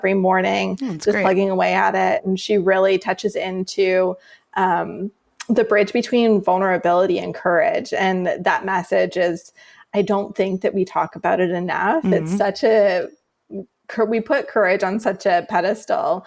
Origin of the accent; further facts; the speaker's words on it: Canada; also born or lived in Vancouver Island, British Columbia; Born and raised in Canada. I live on Vancouver Island